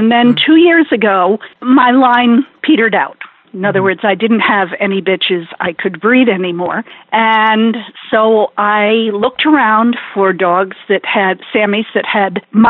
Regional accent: Connecticut, United States; moved away; also born or lived in California; growing up in Connecticut, I'd never seen one.

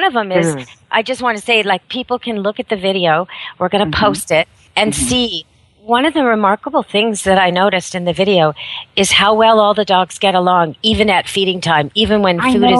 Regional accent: Vancouver, British Columbia, Canada; And she's from Vancouver like me. We're both calling from Vancouver, BC, Canada.

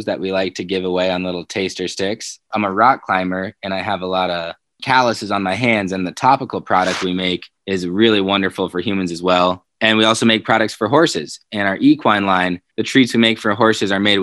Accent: Colorado, United States; It's my home state

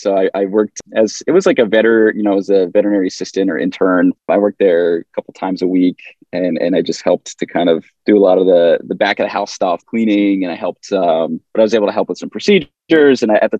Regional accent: suburban New York, United States; as my brother and I, Alex, as we grew up in suburban New York, 45 minutes outside the city, we always had fish tanks growing up.

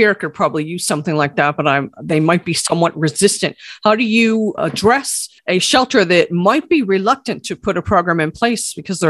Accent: Buffalo, New York, United States; moved away; I grew up in Buffalo.

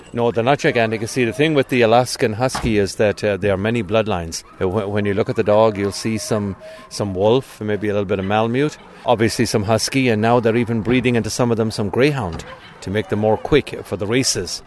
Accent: County Cork, Munster, Ireland; also born or lived in Tucson, Arizona; now in Arizona, United States; I'm originally from Ireland, from okay. County, County Cork.

